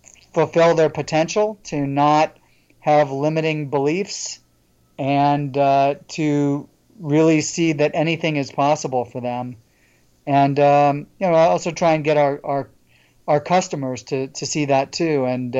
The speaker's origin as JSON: {"language": "English", "town": "St. Louis", "region": "Missouri", "country": "United States", "also_born_or_lived": "Ithaca, New York", "moved": "yes", "lives_now": "Atlanta, United States", "said": "I'm originally from St. Louis, Missouri, and went to school up in central New York, in Ithaca, New York. And I've been in Atlanta for 22 years now."}